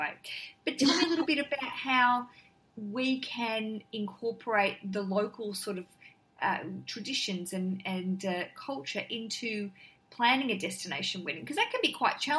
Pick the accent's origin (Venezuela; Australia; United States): Australia; but going there and being really Australian and not getting outside and doing anything